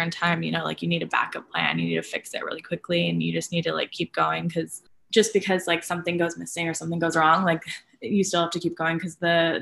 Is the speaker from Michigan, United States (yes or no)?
yes; Grand Rapids, Michigan, United States; moved away; I'm from Michigan originally. I'm from Grand Rapids. And at the time I was in high school